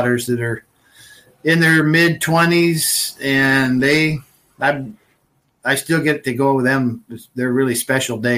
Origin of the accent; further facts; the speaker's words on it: United States; also born or lived in California / Oregon; growing up in California and Oregon